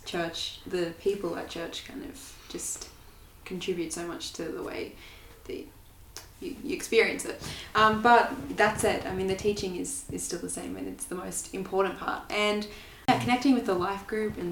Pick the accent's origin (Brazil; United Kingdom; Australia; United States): Australia; Wagga Wagga, New South Wales; moved away as an adult; now in Canberra, Australia; I'm from Wagga